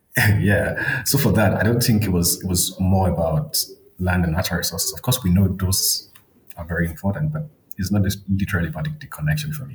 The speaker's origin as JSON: {"language": "English", "town": "Akure", "region": "Ondo", "country": "Nigeria", "tie": "born or raised there", "moved": "as an adult", "lives_now": "South Africa", "said": "It, it, was in a city um, in the southwestern part of Nigeria. Um, the city was called, it's currently called Akure in Ondo State."}